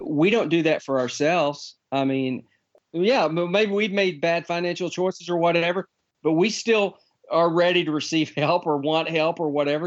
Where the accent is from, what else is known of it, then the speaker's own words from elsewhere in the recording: Texas, United States; I'm a Texan